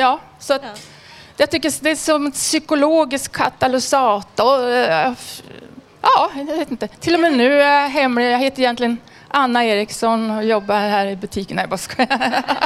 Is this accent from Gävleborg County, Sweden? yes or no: yes; Edsbyn, Gävleborg County, Sweden; now in Stockholm, Sweden; Jag var med på priden i hemma i Edsbyn, Hälsingland här veckan